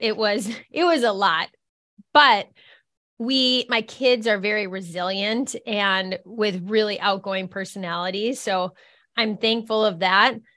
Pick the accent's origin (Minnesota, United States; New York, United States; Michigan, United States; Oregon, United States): Minnesota, United States; Minneapolis; moved away as an adult; now in Fargo, United States; I'm from Minneapolis, Minnesota